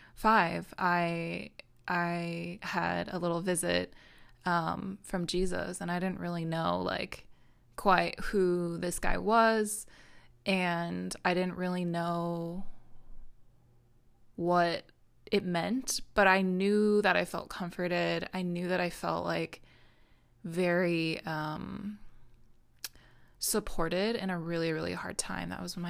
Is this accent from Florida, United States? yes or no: no; Minnesota, United States; born there; I was born in Minnesota. I've lived all over the world since then.